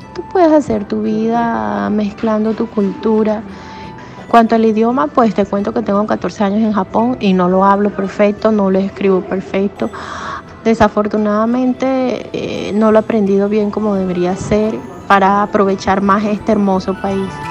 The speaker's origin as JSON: {"language": "Spanish", "country": "Colombia", "moved": "yes", "lives_now": "Japan", "said": "extraño mucho las rumbas de Colombia"}